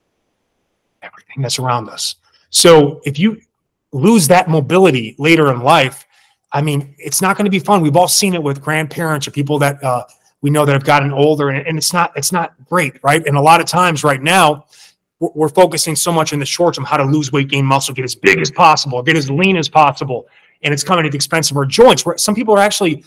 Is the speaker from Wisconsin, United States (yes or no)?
yes; Milwaukee, Wisconsin, United States; I'm from Milwaukee, Wisconsin